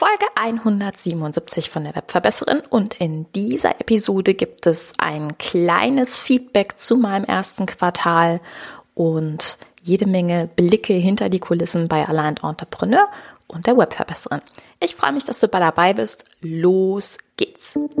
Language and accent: German; Rhineland, Germany; ich komme ja aus dem Rheinland